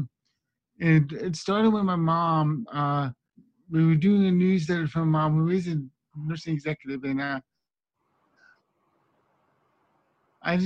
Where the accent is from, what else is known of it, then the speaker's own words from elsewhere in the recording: Las Vegas, Nevada, United States; I'm from Las Vegas.